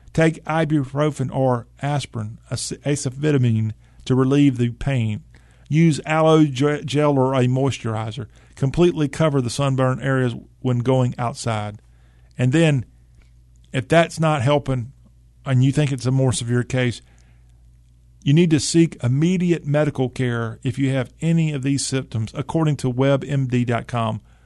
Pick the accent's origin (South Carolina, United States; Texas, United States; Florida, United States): South Carolina, United States; Lexington; In South Carolina, my hometown, Lexington